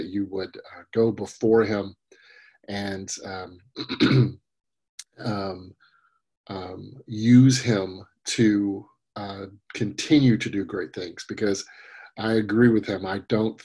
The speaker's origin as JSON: {"language": "English", "region": "Tennessee", "country": "United States", "said": "I'm a Tennessee boy"}